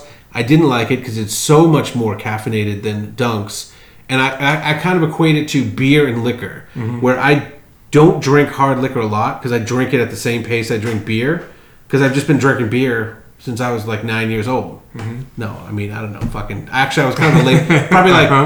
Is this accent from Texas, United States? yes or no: no; Salem, Massachusetts, United States; in my hometown of Salem, Mass.